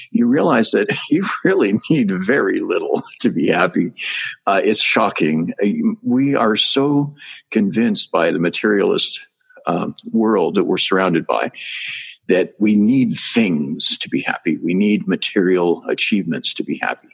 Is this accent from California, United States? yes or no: yes; Northern California, United States; moved away as an adult; also born or lived in Asia / Thailand; I was raised in Northern California